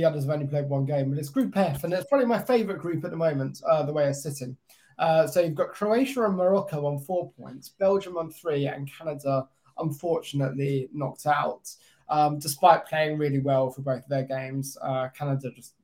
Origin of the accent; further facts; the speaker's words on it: England, United Kingdom; as an Englishman